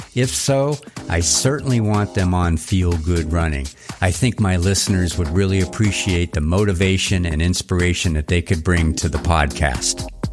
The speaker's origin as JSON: {"language": "English", "town": "Erie", "region": "Pennsylvania", "country": "United States", "tie": "born or raised there", "also_born_or_lived": "Los Angeles / Denver", "moved": "yes", "said": "this was in Erie, Pennsylvania. That's my hometown"}